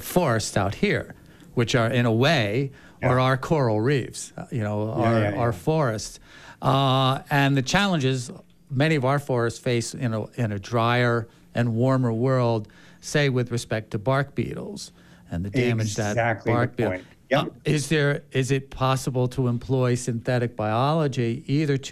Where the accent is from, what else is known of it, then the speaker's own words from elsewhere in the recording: New Jersey, United States; moved away; I'm from New Jersey. And I grew up in the 60s and 70s in a neighborhood full of chestnuts